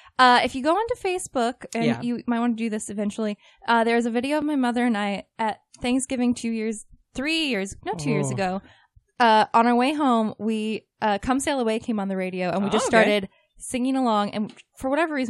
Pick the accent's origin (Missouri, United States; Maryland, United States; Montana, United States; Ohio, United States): Missouri, United States; Grain Valley; I grew up in Green Valley, Missouri.